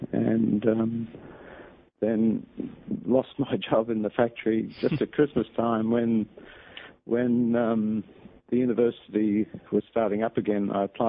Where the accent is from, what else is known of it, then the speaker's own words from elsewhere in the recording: Melbourne, Victoria, Australia; also born or lived in Charleville, Queensland; I was born in Melbourne, actually, but my father worked for the Bureau of Meteorology in Australia and was transferred up to Charleville, which is in outback Queensland, almost on the edge of the desert, really, very dry place.